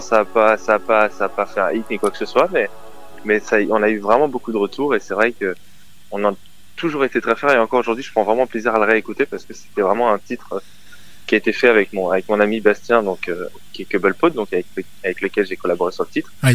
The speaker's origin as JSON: {"language": "French", "area": "near Avignon", "region": "Provence-Alpes-Côte d'Azur", "country": "France", "said": "Je suis du sud de la France, euh, à côté d'Avignon"}